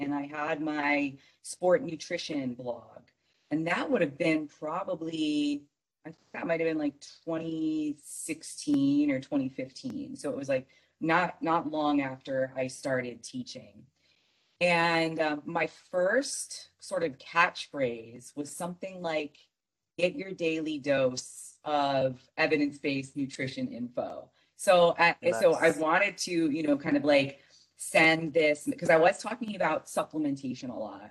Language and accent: English; Michigan, United States; now in Arizona, United States; I grew up in Michigan